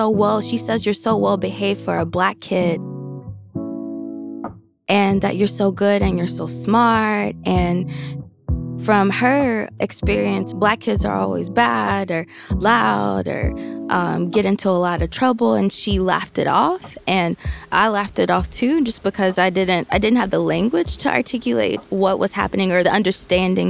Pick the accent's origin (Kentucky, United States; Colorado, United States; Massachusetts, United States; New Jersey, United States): Kentucky, United States; I grew up in Kentucky, Southern girl, girl from the countryside, for sure.